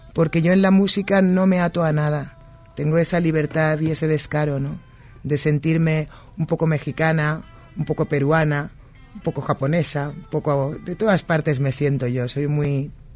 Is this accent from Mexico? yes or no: no; Spain; now in United States; Yo que soy española y vivo en los Estados Unidos